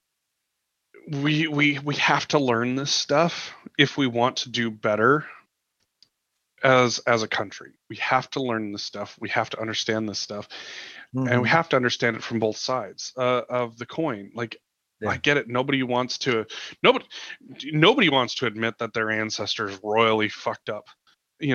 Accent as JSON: {"language": "English", "region": "Montana", "country": "United States", "tie": "born or raised there", "said": "growing up in Montana"}